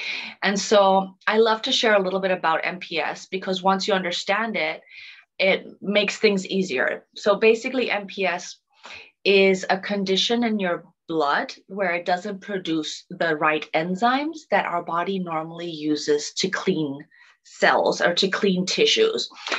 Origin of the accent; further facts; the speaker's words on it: Germany; born there; also born or lived in Dominican Republic; So originally, I was born in Germany, but I've been fortunate enough to have traveled and lived in many different places around the world, amongst them Africa, Thailand, Dominican Republic.